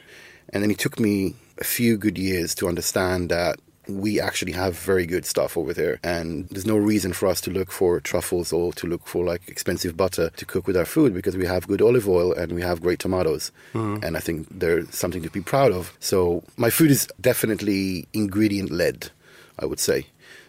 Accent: Israel; Obviously, I'm coming from Israel, so the inspiration and the influence is partially Middle Eastern, whatever that means.

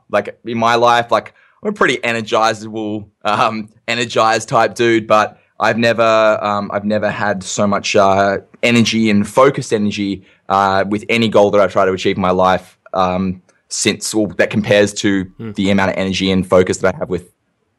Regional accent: Perth, Western Australia, Australia; where I'm from Perth in WA, it's like the second most isolated capital city in the world behind Honolulu, fun fact.

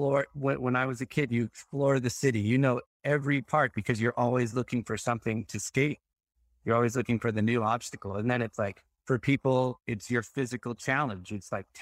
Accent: Texas, United States; I grew up in Texas

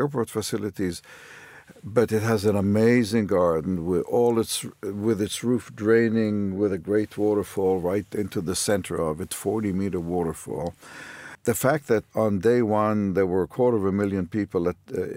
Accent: Haifa, Haifa District, Israel; I grew up in Haifa

